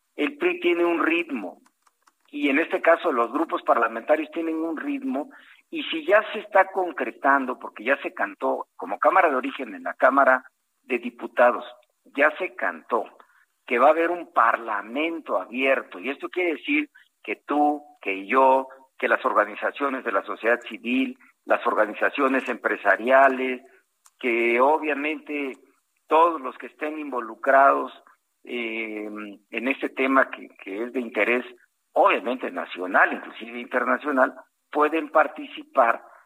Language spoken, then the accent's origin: Spanish; Costa Chica of Guerrero, Mexico; soy costeño de la Costa Chica de Guerrero